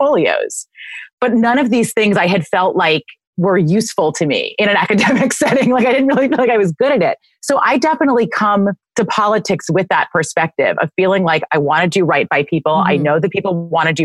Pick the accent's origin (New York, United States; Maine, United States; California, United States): New York, United States; New York City; we did both grow up in the city